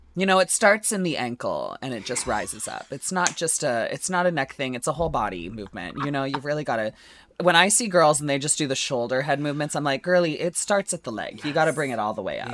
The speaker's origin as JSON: {"language": "English", "country": "Canada", "said": "we are just Canadian"}